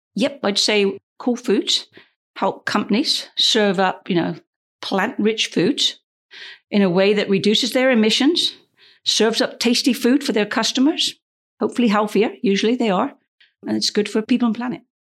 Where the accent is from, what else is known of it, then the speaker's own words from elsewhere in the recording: United Kingdom; I'm British